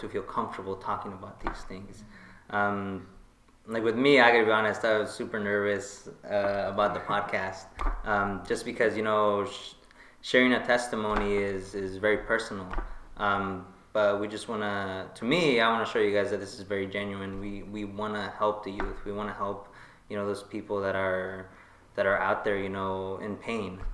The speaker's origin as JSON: {"language": "English", "town": "Tijuana", "region": "Baja California", "country": "Mexico", "moved": "yes", "lives_now": "United States", "said": "we're from Mexico, from Tijuana."}